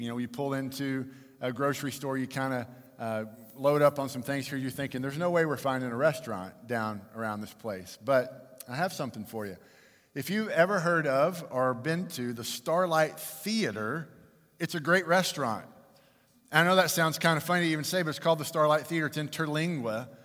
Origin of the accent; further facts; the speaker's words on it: Fort Worth, Texas, United States; I was born and raised in Fort Worth